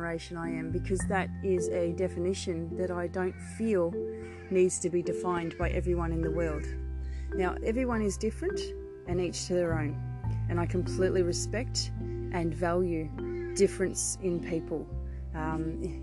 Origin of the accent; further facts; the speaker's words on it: Victoria, Australia; I am born and bred in Australia, from Victoria